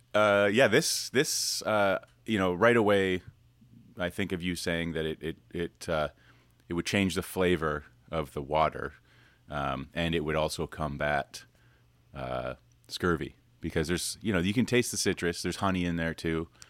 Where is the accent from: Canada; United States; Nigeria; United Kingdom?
Canada; I'm Canadian, I should speak fluent French-Canadian.